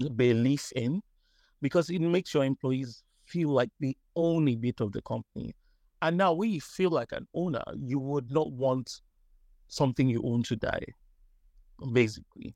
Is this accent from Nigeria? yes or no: yes; Nigeria; I'm Nigerian.